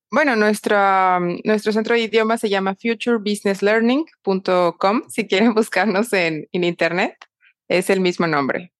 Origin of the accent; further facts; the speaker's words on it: Mexico; also born or lived in Panama / France / Madrid, Spain; now in Panama City, Panama; soy mexicana y ahora vivo en Panamá